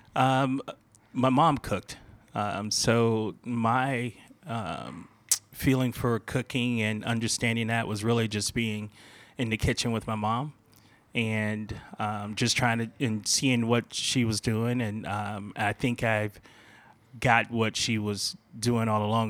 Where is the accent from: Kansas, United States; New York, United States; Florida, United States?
Florida, United States; Fort Lauderdale; moved away; I worked in a lot of mom and pops growing up in Fort Lauderdale.